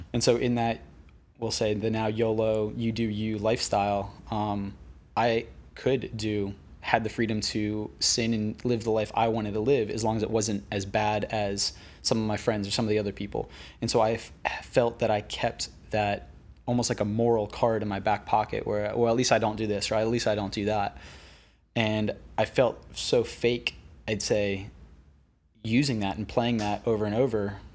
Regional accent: West Palm Beach, Florida, United States; moved away as an adult; now in Venice, United States; I grew up on the East Coast in West Palm Beach

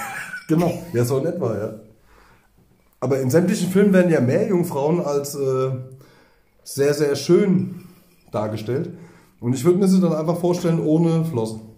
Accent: East Germany, Germany; wir kommen ja aus dem Osten, wir hatten wenig Geld

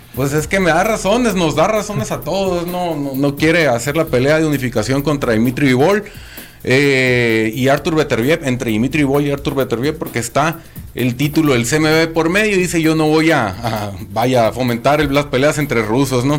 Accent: Mexico; somos afortunados los mexicanos

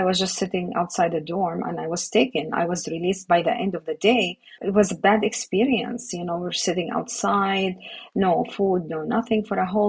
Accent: Gaza, Gaza Strip, Palestine; moved away as an adult; also born or lived in Ramallah; now in United States; I struggled growing up in Gaza.

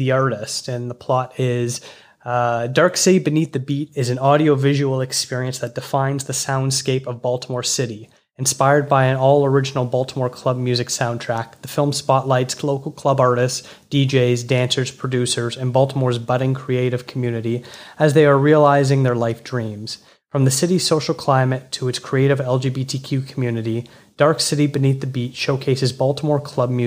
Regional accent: Toronto, Ontario, Canada; I'm from Toronto

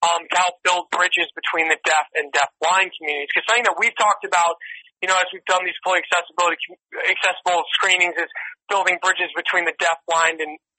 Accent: New York, United States; now in Los Angeles, United States; I'm from New York, I live in L.A. now

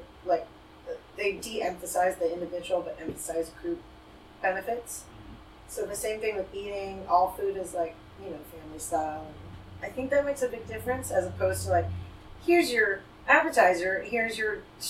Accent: Thailand; moved away as an adult; now in Los Angeles, United States; I grew up in Thailand, actually. And I'm third generation Indian Thai.

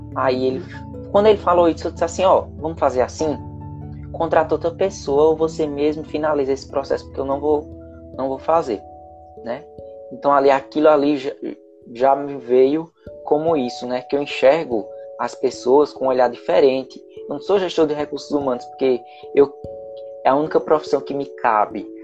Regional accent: Caruaru, Pernambuco, Brazil; eu moro em Caruaru

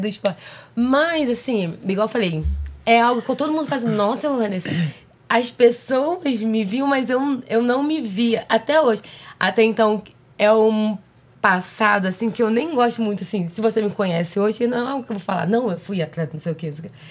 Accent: Rio de Janeiro, Brazil; now in Rio Claro, Brazil; carioca, porém, mais tô Rio Clarense do que carioca.

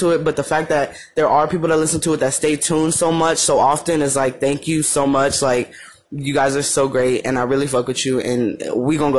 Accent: Madera, California, United States; moved away as an adult; now in Arizona, United States; I don't live in Madeira

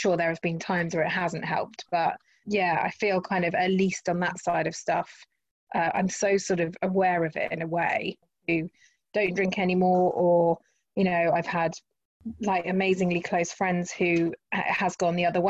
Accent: Henley-on-Thames, South East England, United Kingdom; where I grew up in Henley-on-Thames

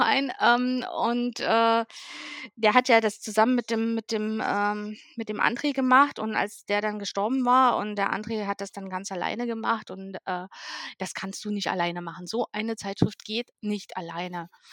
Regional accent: East Germany, Germany; ich komme ja aus dem Osten von Deutschland

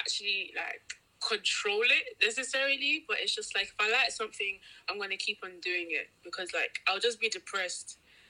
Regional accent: Nigeria; Like, growing up, because obviously we're Nigerian, right?

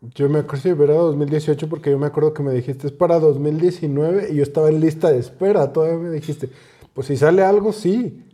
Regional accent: Zacatecas, Mexico; somos de Zacatecas

